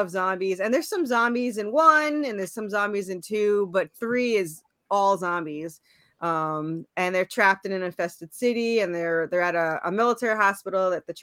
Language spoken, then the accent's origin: English; New York, United States; moved away as an adult; now in Tennessee, United States; Originally I was from New York. And then I moved to Tennessee